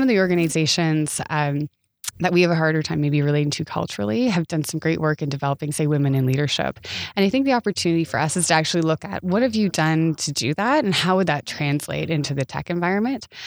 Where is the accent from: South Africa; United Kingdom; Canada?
Canada; as a Canadian